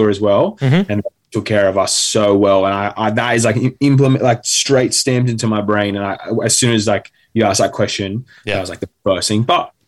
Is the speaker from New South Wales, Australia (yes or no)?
yes; Sydney, New South Wales, Australia; they're from Sydney like us